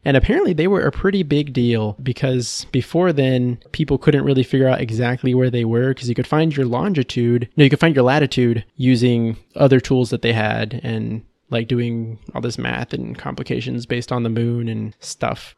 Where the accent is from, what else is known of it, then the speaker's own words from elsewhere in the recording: Texas, United States; I'm from Texas, born and raised